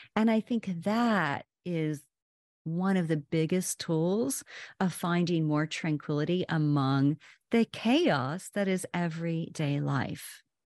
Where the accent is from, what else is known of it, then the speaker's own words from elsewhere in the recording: Oklahoma, United States; now in Washington, D.C., United States; I'm originally from Oklahoma, and I've lived in the D C area for, my goodness, like twenty-five